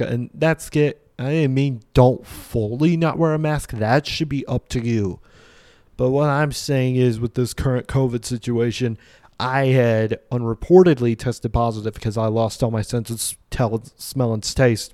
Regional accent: Vincennes, Indiana, United States; now in Bloomington, United States; I originally was born and grew up in Vincennes

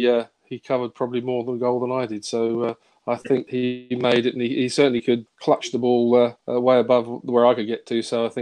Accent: London, United Kingdom; also born or lived in Kingsbury, London; I was born in Kingsbury, actually, just down sort of the road, and then moved to Willesden, sort of the rough end near Harlesden.

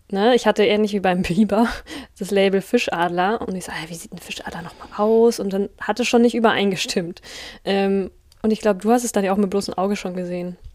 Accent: Bavaria, Germany; ich komme aus Bayern

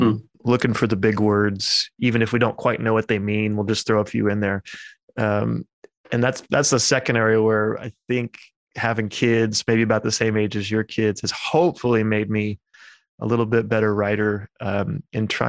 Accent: United States; also born or lived in England; I'm an American in that regard, even though I went over to England for my doctorate

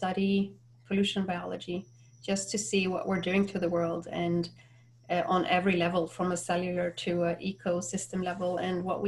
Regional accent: Norway; now in Florida, United States; I'm from Norway and currently living in Florida

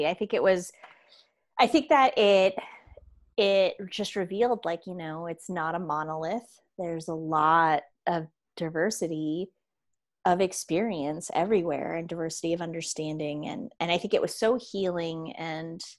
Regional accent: Jamaica; I'm Jamaican and the Jamaican identity is different than maybe what you're projecting onto

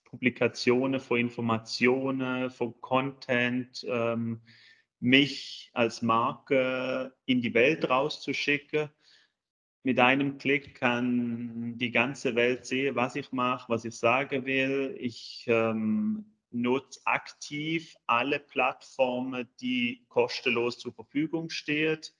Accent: Switzerland; now in Germany; wie schon gesagt. Ich bin ursprünglich Schweizer, wohne jetzt seit neun Jahren in Deutschland, verheiratet, zwei Kids.

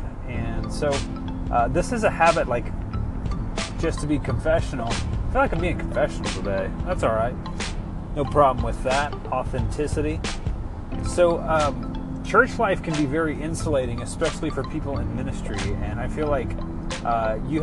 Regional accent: South Louisiana, United States; now in Anderson County, Kentucky, United States; I am from South Louisiana

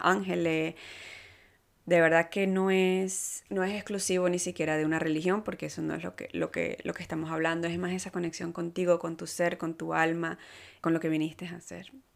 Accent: Venezuela; moved away as an adult; now in Canada; yo soy de Venezuela y más latina no puedo ser. Eh, sin embargo, tengo nueve años ya aquí en Canadá

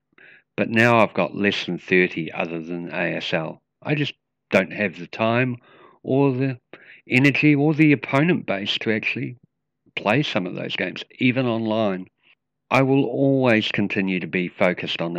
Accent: Wellington, New Zealand; I'm from Wellington, New Zealand.

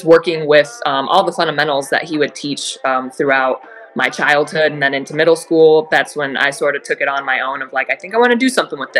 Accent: Phoenix, Arizona, United States; also born or lived in Oregon; I'm from Phoenix

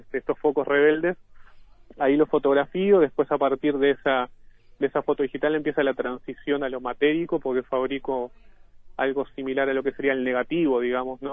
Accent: Ciudad de la Costa, Canelones, Uruguay; del mismo lugar donde, donde yo nací y vivo actualmente, que es la zona de cinturón de balnearios, Lago Mar, Solimar, Pinar, Ciudad de la Costa en general

